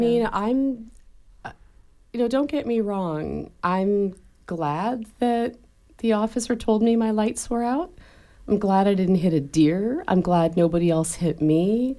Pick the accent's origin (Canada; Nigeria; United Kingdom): Canada; moved away; I was raised in Canada by parents who taught me when I was little that the police were the good guys